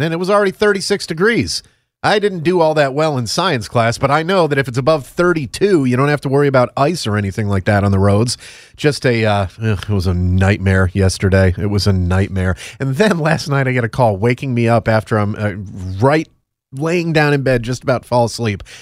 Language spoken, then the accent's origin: English; Northeast, United States; moved away; I'm from the Northeast